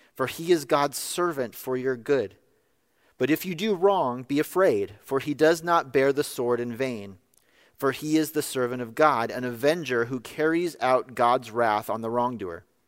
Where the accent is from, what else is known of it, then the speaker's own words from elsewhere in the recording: California, United States; in my home state of California